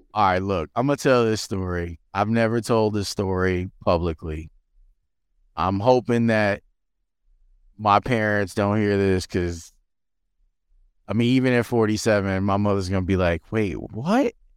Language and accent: English; Chicago, Illinois, United States; I grew up in Roseland